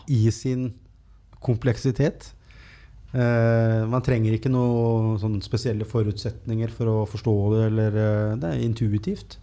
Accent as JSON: {"language": "Norwegian", "country": "Norway", "tie": "born or raised there", "said": "jeg er født i Norge på 70-tallet"}